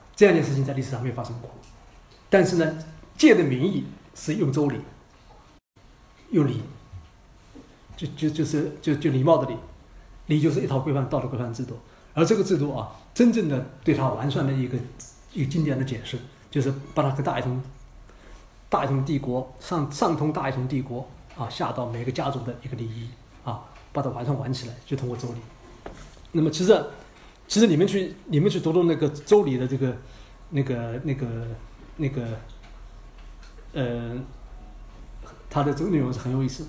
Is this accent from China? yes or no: yes; China; 我们中国人